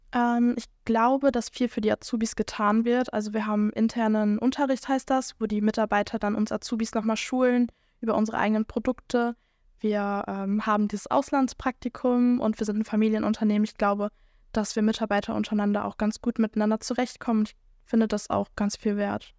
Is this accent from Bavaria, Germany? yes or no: no; Schwelm, North Rhine-Westphalia, Germany; ich komme tatsächlich aus Schwelm